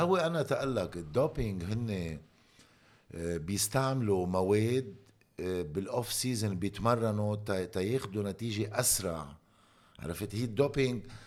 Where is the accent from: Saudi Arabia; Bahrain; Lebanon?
Lebanon; moved away as an adult; also born or lived in Italy / Belgium; now in United States; انا خيي لبناني